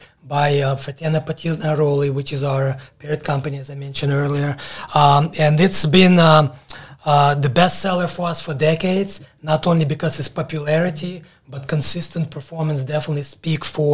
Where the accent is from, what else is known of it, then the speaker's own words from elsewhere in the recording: Ukraine; moved away as an adult; also born or lived in Alabama; now in United States; I moved from Ukraine when I was 18, straight to Alabama